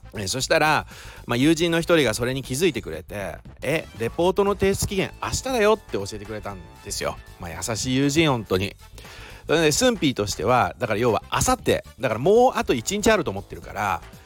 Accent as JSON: {"language": "Japanese", "region": "Shizuoka", "country": "Japan", "accent": "Shizuoka dialect"}